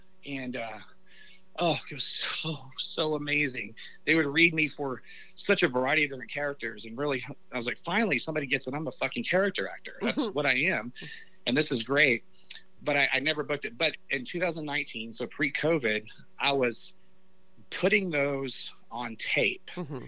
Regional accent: Dallas, Texas, United States; also born or lived in Los Angeles, California; I'm from Dallas, man. I'm from the city. I'm not from Amarillo.

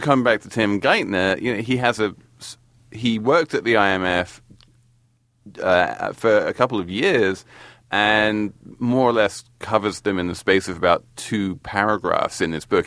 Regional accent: England, United Kingdom; now in United States; as an Englishman in America

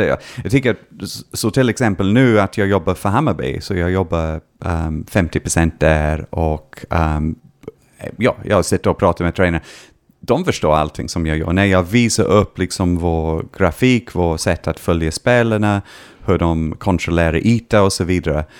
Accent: Scotland, United Kingdom; Swedish is a second language; moved away as an adult; now in Sweden; när jag var hemma i Skottland tittade på mitt eh, barndomslag, Dunfermline Athletic

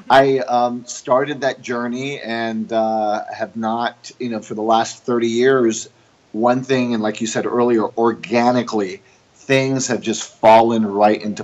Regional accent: Puerto Rico; also born or lived in New York; I'm an American Jewish family from New York, and I grew up in Puerto Rico, which is a Latin country and a Catholic country. And so I moved to Puerto Rico when I was 2.5 years old.

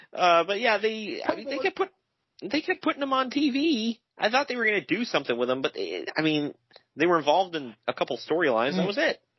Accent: New York, United States; yeah, we're both from New York.

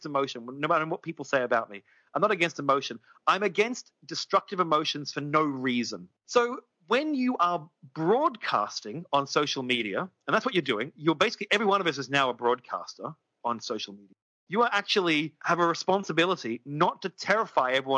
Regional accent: Australia; I'm an Australian.

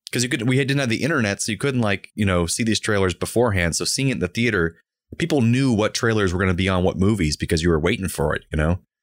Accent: Orlando, Florida, United States; I was born and raised in Orlando

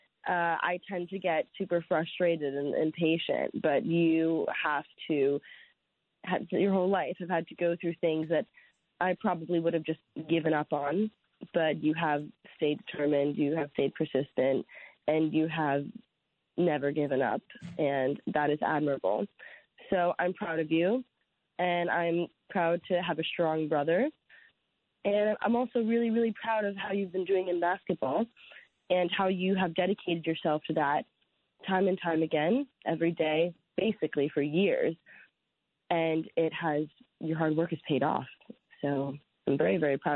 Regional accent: United States; moved away as an adult; now in United Kingdom; I'm American

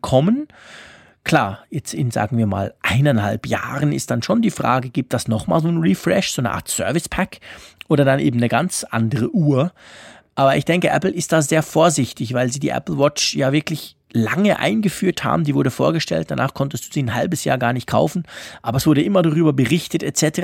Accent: Switzerland; als Schweizer

